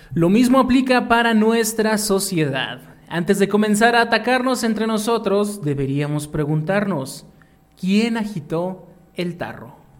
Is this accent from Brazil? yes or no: no; Mexico; como buenos mexicanos